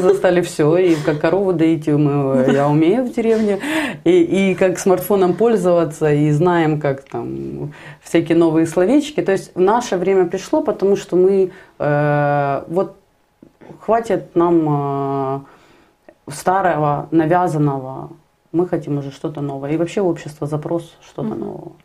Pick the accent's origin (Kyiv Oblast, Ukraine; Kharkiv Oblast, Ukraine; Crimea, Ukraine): Kharkiv Oblast, Ukraine; Kharkiv; Я сама харьковчанка, мои родители живут в Харькове